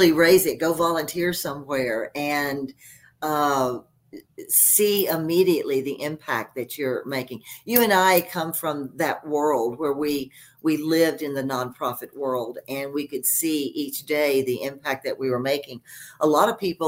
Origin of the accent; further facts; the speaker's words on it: Texas, United States; now in Colorado, United States; I'm from Texas and I hated Texas